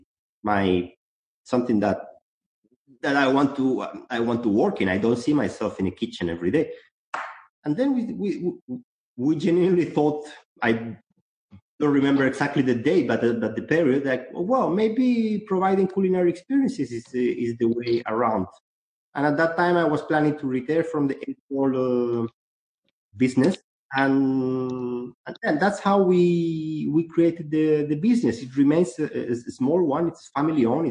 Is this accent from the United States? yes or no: no; Chile; now in Barcelona, Spain; I'm originally from Chile, actually. Mm-hmm. I'm not a Spanish.